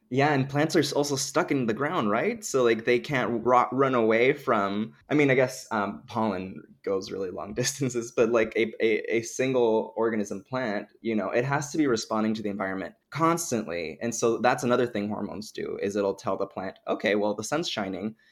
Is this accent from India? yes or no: no; Dominican Republic; moved away; I grew up in the Dominican Republic